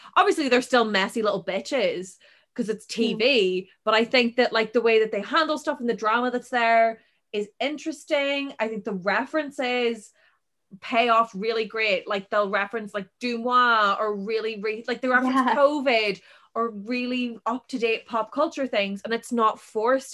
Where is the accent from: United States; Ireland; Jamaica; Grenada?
Ireland; we're Irish